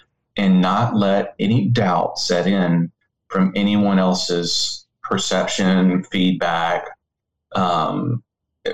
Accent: Memphis, Tennessee, United States; also born or lived in Maryville, Missouri; I'm from Memphis, Tennessee

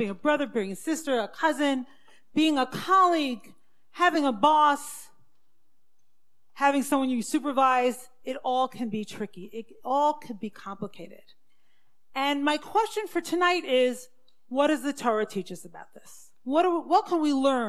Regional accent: Brooklyn, New York, United States; I grew up in the Syrian Jewish community in Brooklyn.

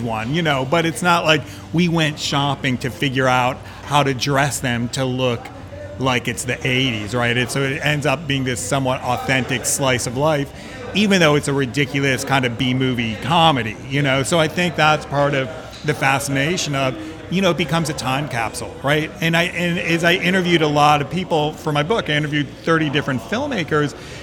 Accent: Midwest, United States; now in San Francisco, United States; I was also from the Midwest, no connection to the film industry

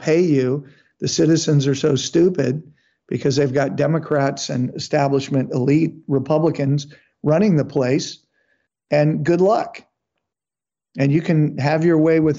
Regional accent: Texas, United States; my home state of Texas

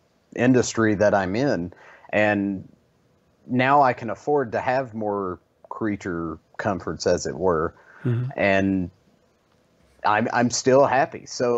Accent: Kentucky, United States; I remember growing up in East Kentucky and being very poor but still being very happy.

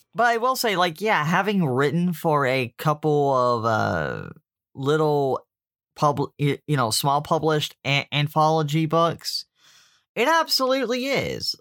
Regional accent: Deep South, United States; I grew up in the Catholic Church in the Deep South

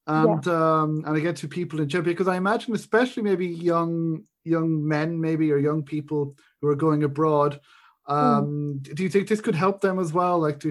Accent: Ireland; I'm Irish

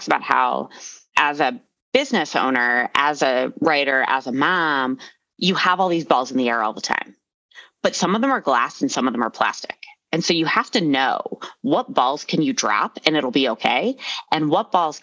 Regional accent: Philadelphia, Pennsylvania, United States; now in Arvada, United States; I am originally from Philadelphia and we are a blunt and kind of mean people

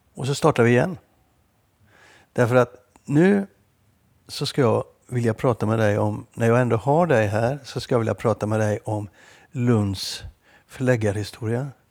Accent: Gothenburg, Västra Götaland, Sweden; moved away; also born or lived in Stockholm / Lund / Malmö

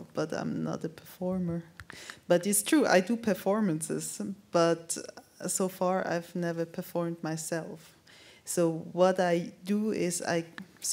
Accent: Zurich, Switzerland; also born or lived in London; I grew up in Zurich with my white mother

